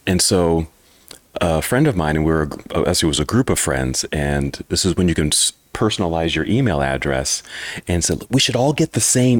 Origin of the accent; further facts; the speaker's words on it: Oakland, California, United States; moved away as an adult; now in Salt Lake City, United States; I am originally from Oakland, California.